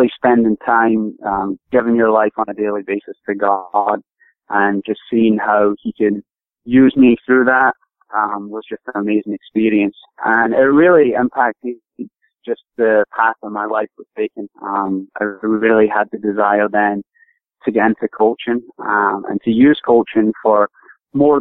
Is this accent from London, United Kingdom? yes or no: no; Scotland, United Kingdom; moved away as an adult; now in United States; I grew up in Scotland, originally from Scotland